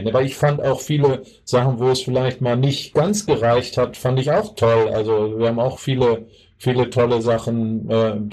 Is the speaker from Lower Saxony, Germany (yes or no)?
yes; Hanover, Lower Saxony, Germany; Ich bin als, als Niesburger nach Anderten gewechselt, schon als Kind